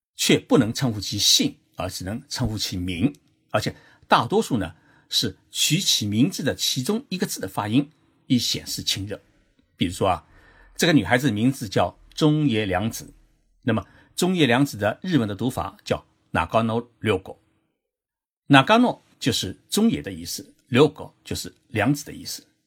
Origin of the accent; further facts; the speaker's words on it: China; now in Japan; 我们中国人